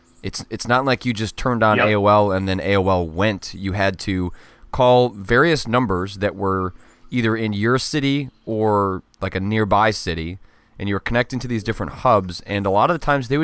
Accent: Wisconsin, United States; born there; No, I was born in Wisconsin.

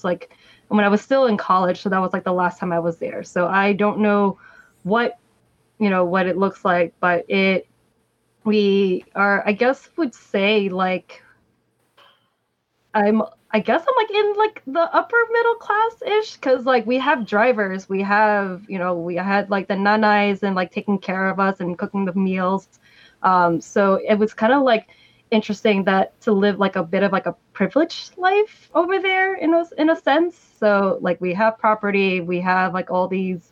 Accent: United States; also born or lived in Philippines; growing up in the Philippines and then also like growing up here in America

